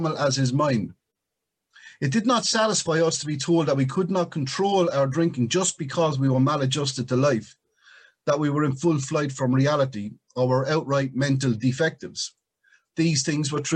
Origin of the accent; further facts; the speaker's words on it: Ireland; I was Irish when it came out of my mother's womb